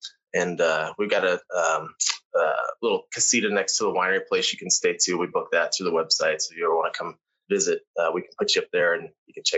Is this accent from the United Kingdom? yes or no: no; Phoenix, Arizona, United States; I was born here. So I grew up here. I love it here. You know, I thought when I was growing up, I grew up in Phoenix.